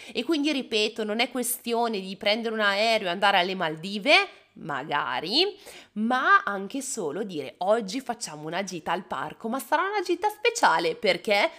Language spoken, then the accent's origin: Italian; Bergamo, Lombardy, Italy; Io sono di Bergamo